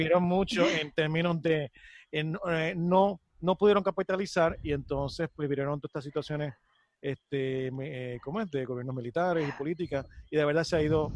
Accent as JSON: {"language": "Spanish", "country": "Puerto Rico", "said": "como puertorriqueño"}